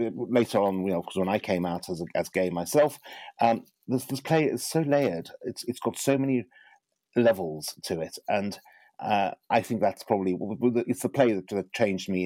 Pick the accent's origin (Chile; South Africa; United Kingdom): South Africa; Johannesburg, Gauteng; I grew up in Johannesburg, South Africa